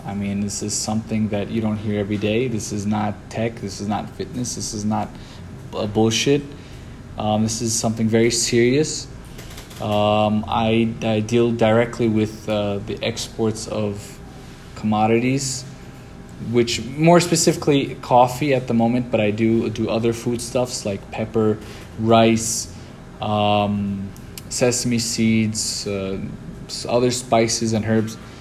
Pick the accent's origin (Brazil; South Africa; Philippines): Brazil; also born or lived in New York, United States / Lebanon; I was born in the United States, in New York, raised in in Lebanon and in Brazil. I spent a few years in Lebanon and spent 10 years in Brazil.